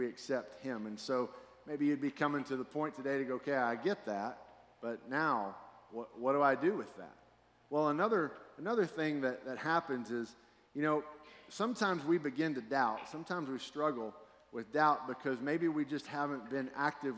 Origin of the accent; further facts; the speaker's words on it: Fort Worth, Texas, United States; also born or lived in Texarkana; I grew up in Fort Worth, and then at some point in my childhood, we moved to Texarkana.